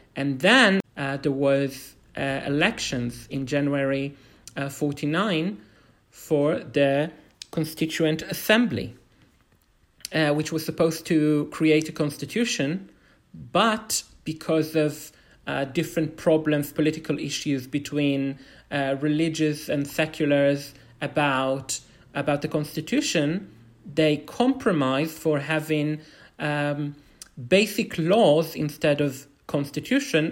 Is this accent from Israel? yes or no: yes; Bnei Brak, Tel Aviv District, Israel; also born or lived in Jerusalem, Israel; I'm originally from Bnei Brak